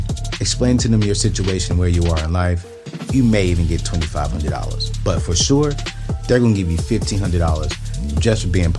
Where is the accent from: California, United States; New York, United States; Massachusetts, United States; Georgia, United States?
California, United States; Oceanside; I'm from California as well. I'm from Oceanside.